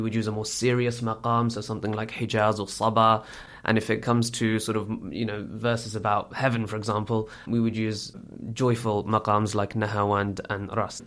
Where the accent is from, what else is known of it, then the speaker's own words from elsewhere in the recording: United Kingdom; I'm born and bred in Britain